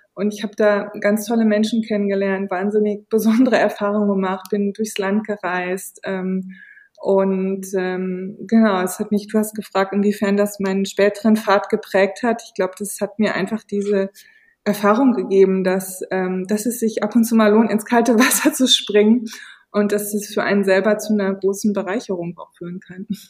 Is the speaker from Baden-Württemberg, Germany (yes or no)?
no; region near Lengerich, North Rhine-Westphalia, Germany; in Längerich-Westfalen, das ist der nächste kleine Bahnhof aus der Region, wo ich aufgewachsen bin